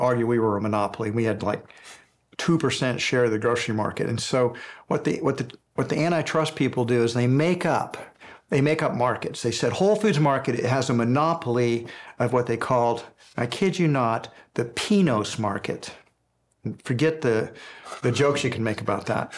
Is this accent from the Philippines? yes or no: no; Houston, Texas, United States; when I was a little boy growing up in Houston, Texas